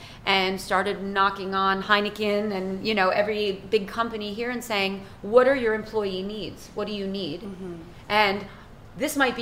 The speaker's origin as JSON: {"language": "English", "country": "United States", "moved": "yes", "lives_now": "Haiti", "said": "as an American, as an Italian American, I'm not even of Haitian descent"}